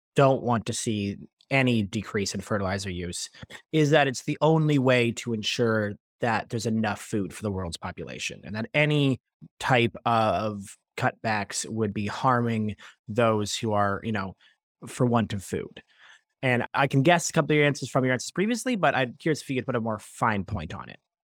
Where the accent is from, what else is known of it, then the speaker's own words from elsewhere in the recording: Toronto, Ontario, Canada; I'm born and raised in Toronto